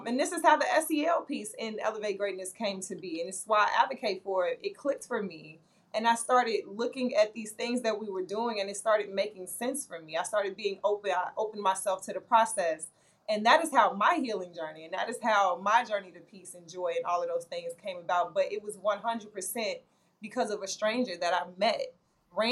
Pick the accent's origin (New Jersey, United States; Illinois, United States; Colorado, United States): Illinois, United States; Chicago; I'm from the South Side of Chicago